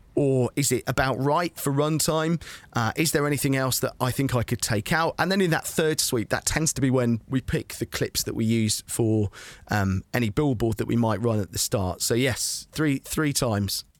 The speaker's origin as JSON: {"language": "English", "area": "Suffolk", "region": "East of England", "country": "United Kingdom", "said": "I come from a rural part of the world. I come from from Suffolk"}